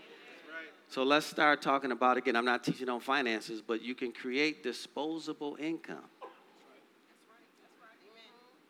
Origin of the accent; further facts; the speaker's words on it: Detroit, Michigan, United States; growing up in Detroit, Michigan